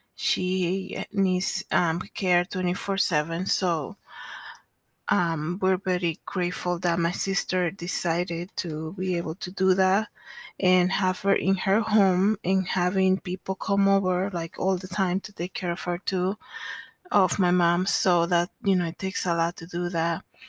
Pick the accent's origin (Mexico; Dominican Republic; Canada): Dominican Republic; now in Denver, United States; I was born in the Dominican Republic